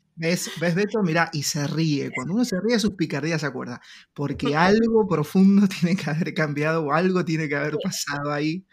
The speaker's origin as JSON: {"language": "Spanish", "country": "Argentina", "said": "nuestro país, Argentina"}